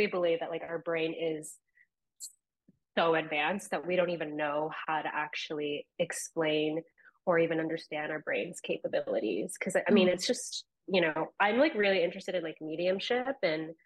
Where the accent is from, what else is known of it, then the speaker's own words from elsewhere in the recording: Ventura, California, United States; also born or lived in Florida; now in New York, United States; I am from Ventura, California. I lived there for like majority of my childhood, and then we moved to Florida